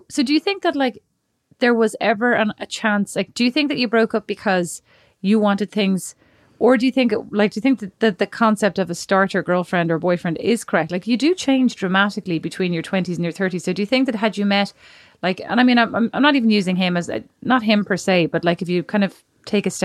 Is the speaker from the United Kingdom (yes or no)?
no; Dublin, Leinster, Ireland; Like he's from Miami and I'm from Dublin, right?